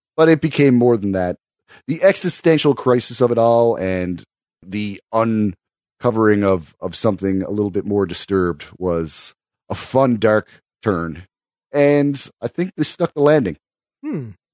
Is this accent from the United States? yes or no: no; Canada; I am too Canadian